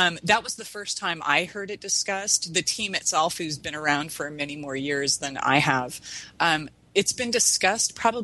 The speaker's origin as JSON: {"language": "English", "country": "Canada", "moved": "yes", "lives_now": "United States", "said": "West Coast Canadian. I'm actually American now, but I'm dual citizen"}